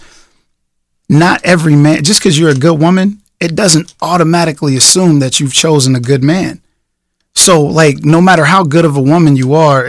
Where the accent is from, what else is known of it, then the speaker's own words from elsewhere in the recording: Los Angeles, California, United States; I'm from Los Angeles, California, and I grew up